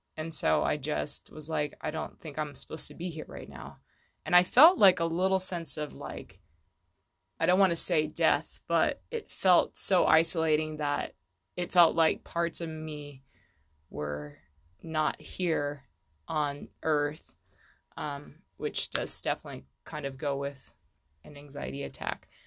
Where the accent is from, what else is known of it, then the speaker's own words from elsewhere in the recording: Fallbrook, California, United States; moved away; I'm actually from Southern California originally